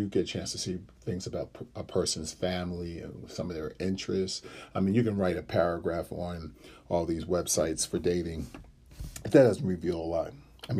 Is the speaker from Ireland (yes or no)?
no; Ghana; I'm from Ghana, so that's on one side of the continent to the other.